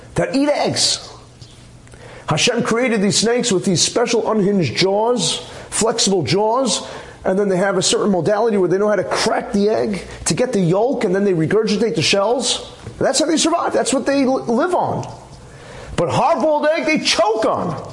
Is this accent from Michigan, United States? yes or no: no; New York City, New York, United States; when I was growing up in Flatbush on Avenue J, we actually had an egg store